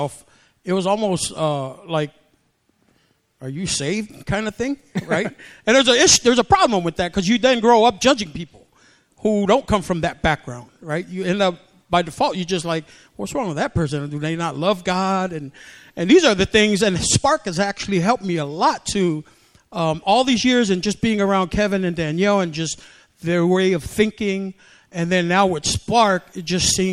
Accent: American Samoa; now in United States; I grew up in a Pentecostal church in Samoa, and so that's how I grew up in the Samoan tradition. And then when we came here from Samoa in 1975

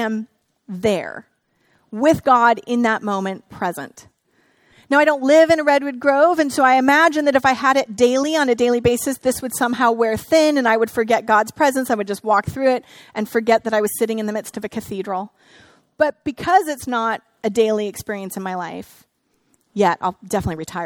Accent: Northern California, United States; I grew up here in Northern California

